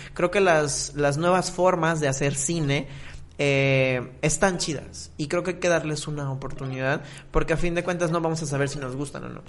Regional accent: Mexico

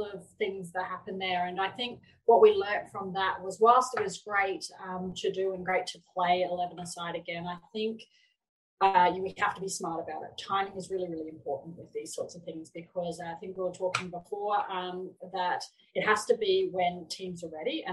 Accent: Queensland, Australia; I am from Queensland

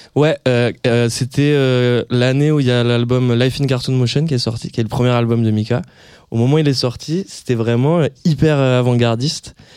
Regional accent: near Hossegor, Landes, Nouvelle-Aquitaine, France; moved away; je dis toujours que je suis de Osgor pour faire plus stylé, mais en fait, je suis dans un petit village à côté

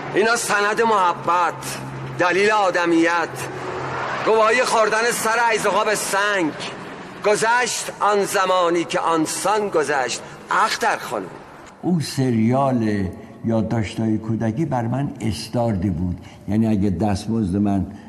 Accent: Tehran, Tehran Province, Iran; also born or lived in Rasht, Gilan, Iran; پدر مادرم اومدن تهران تهران ناصر خسرو تو یه خیابونی بود اونجا به نام مردی کلاس دوم ابتدایی رو رفتیم

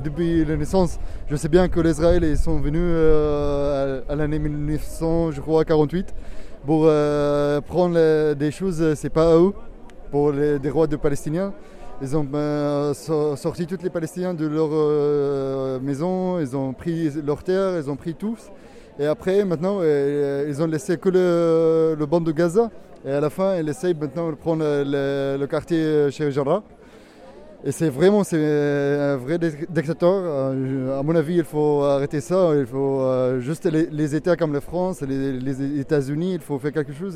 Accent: Syria; moved away; je suis né en Syrie

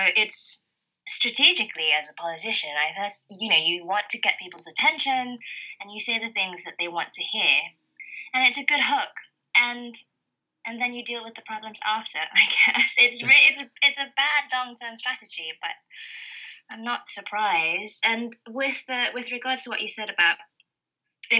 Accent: Malaysia; now in United Kingdom; I grew up in Malaysia, which is an ex-colony, ex-British colony

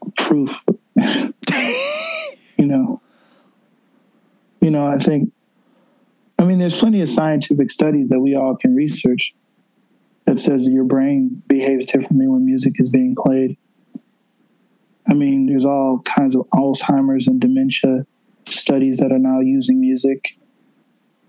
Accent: Buffalo, New York, United States; moved away as an adult; also born or lived in Washington, D.C. / Colorado / California; now in New York City, United States; my hometown, Buffalo, New York

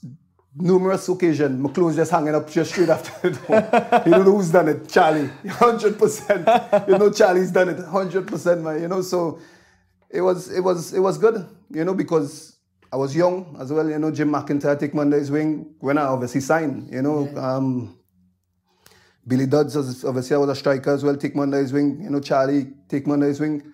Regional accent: Trinidad & Tobago; moved away as an adult; now in Scotland; growing up in Trinidad

